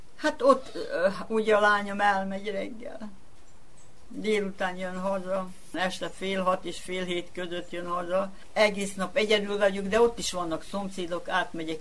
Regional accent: Sombor, Vojvodina, Serbia; also born or lived in Budapest; itt születtem

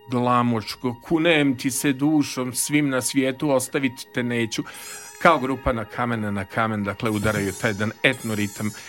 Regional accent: Vršac, Vojvodina, Serbia; also born or lived in Belgrade; now in Novi Sad, Serbia; Jeste, ja sam iz Vršca

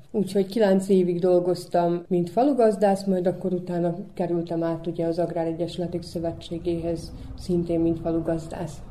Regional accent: Bajmok, Vojvodina, Serbia; ez itt az a mi szülőföldünk, az mi hazánk, úgyhogy mi itt születtünk

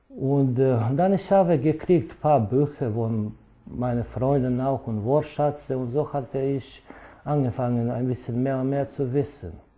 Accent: Alibunar, Vojvodina, Serbia; German is a second language; ich komme aus Libunar

